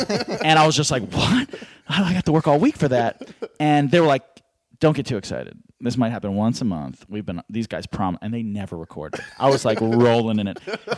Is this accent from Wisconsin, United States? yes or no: no; Philadelphia, Pennsylvania, United States; also born or lived in New York; I came from Philadelphia, but I've been all over. I lived in New York for a spell, mm-hmm. in Atlanta.